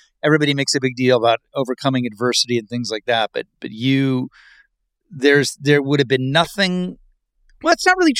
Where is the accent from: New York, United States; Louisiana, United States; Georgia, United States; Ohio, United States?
Ohio, United States; Dayton; moved away; I'm an Ohio kid